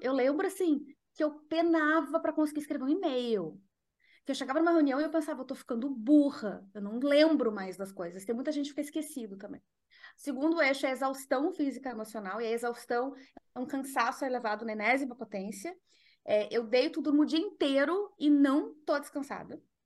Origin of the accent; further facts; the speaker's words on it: Porto Alegre, Rio Grande do Sul, Brazil; moved away as an adult; now in Netherlands; Eu sou de Porto Alegre e hoje eu moro na Holanda, faz seis anos que eu moro na Holanda.